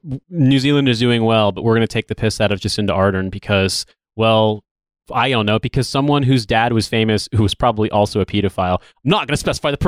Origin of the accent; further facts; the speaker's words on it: United States; as the American on the show, the long-suffering American